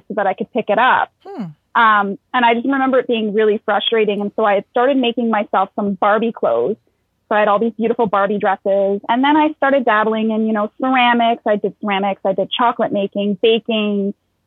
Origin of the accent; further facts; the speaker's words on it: Sudbury, Ontario, Canada; now in Ottawa, Canada; I was actually born and raised in Sudbury, Ontario, which is up north